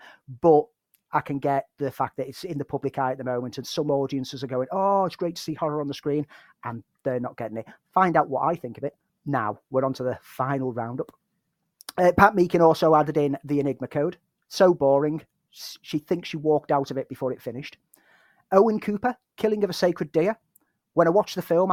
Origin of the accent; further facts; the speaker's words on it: Liverpool, North West England, United Kingdom; me as a Scouser